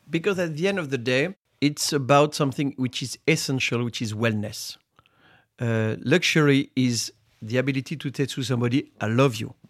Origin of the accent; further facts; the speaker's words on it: Reims, Grand Est, France; I was born in Reims, which is the city of Champagne. And, uh, as a teenager to make money, I, I was harvesting grapes